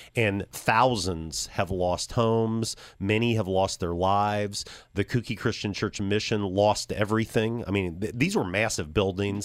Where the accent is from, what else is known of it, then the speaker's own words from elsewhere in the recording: Champaign, Illinois, United States; I grew up in Champaign, U